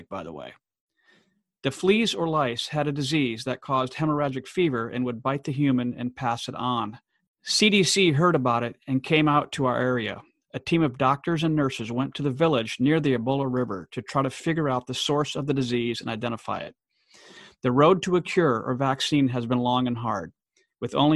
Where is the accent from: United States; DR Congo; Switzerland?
DR Congo; born or raised there